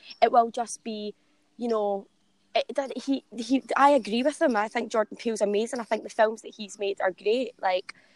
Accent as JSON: {"language": "English", "town": "Renfrew", "region": "Scotland", "country": "United Kingdom", "also_born_or_lived": "Guildford", "moved": "as an adult", "lives_now": "London, United Kingdom", "said": "I wanted to get out of Glasgow, and I wanted to go and sort of live on my own. I mean, I moved down here when I was 18."}